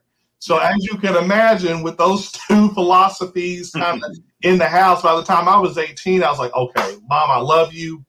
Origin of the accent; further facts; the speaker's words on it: New Albany, Indiana, United States; I was born and raised here in New Albany.